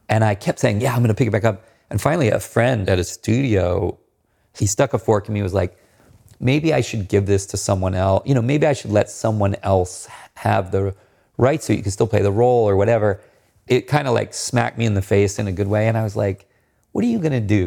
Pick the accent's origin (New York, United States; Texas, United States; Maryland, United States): Maryland, United States; I grew up near the Chesapeake Bay